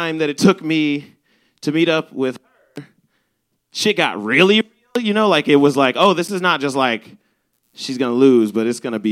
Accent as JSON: {"language": "English", "town": "Chicago", "region": "Illinois", "country": "United States", "said": "I'm from the South Side"}